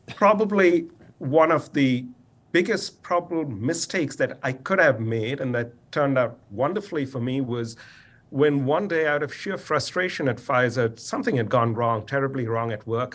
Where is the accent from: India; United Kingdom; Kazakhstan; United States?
India; moved away; I grew up in India